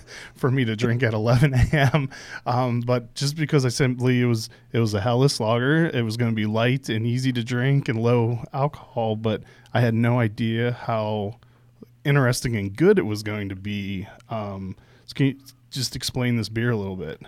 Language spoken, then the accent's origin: English; outside of Pittsburgh, Pennsylvania, United States; moved away; where I grew up outside of Pittsburgh